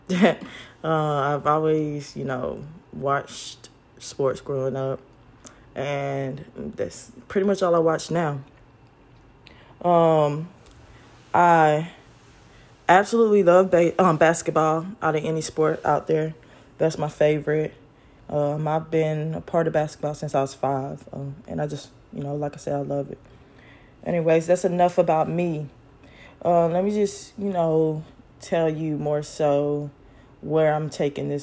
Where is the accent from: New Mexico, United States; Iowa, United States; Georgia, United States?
Georgia, United States; Carrollton; I am from Carrollton, Georgia, small little town, city out in West Georgia. And like growing up there, I have a lot of great memories